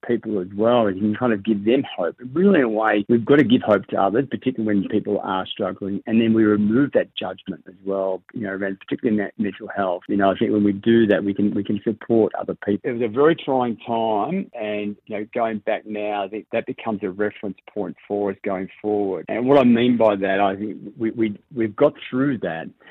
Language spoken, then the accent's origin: English; Northcote, Victoria, Australia; I grew up in Northgate, went to the local Catholic school and went off to Parade Bundura